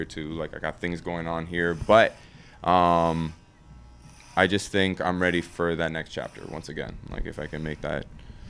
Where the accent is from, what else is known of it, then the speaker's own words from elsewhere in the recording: Ottawa, Ontario, Canada; Like, I grew up in the West End. Like, you have a lot of Lebanese people. You have a lot of people from Ethiopia, from, you know, all different parts of the world. And that's what makes Ottawa so beautiful.